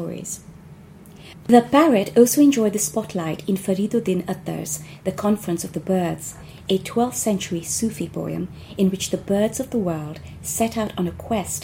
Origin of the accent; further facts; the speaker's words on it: India; now in London, United Kingdom; I grew up in India